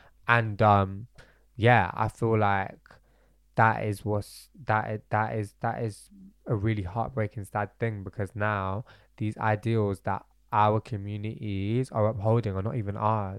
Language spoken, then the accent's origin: English; Bradford, Yorkshire and the Humber, United Kingdom; born there; my parents were born and raised in Bradford. I was born in Bradford.